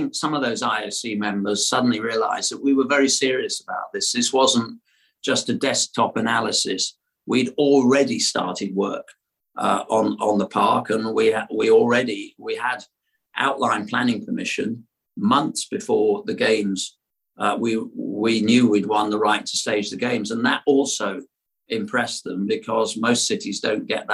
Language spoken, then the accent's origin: English; London, United Kingdom; I'm a Londoner, spent a lot of time in London